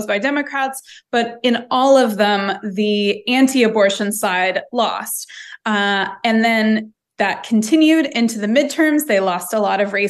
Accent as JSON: {"language": "English", "town": "Los Angeles", "region": "California", "country": "United States", "tie": "born or raised there", "moved": "yes", "said": "my hometown"}